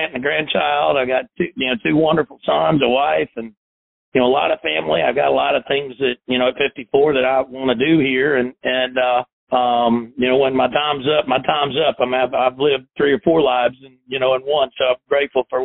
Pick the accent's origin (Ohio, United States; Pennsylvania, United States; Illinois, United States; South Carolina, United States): South Carolina, United States; also born or lived in Chattanooga, Tennessee; I grew up in South Carolina